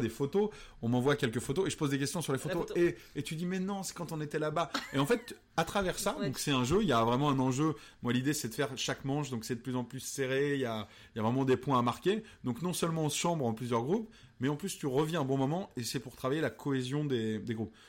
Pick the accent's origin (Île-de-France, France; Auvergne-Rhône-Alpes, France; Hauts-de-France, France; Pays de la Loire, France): Pays de la Loire, France; Pouzauges; also born or lived in Cholet; c'est parce que j'ai grandi là-bas que je suis peut-être aujourd'hui euh, assez créatif